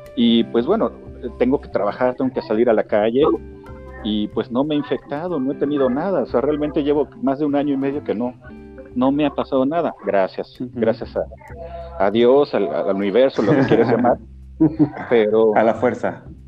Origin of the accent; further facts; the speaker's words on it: Mexico City, Mexico; also born or lived in Querétaro; soy originario de, la Ciudad de México, soy chilango